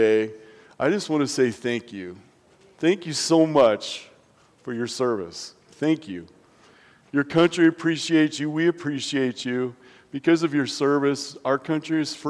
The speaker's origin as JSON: {"language": "English", "region": "Nebraska", "country": "United States", "tie": "born or raised there", "moved": "yes", "lives_now": "La Junta, United States", "said": "growing up in Nebraska"}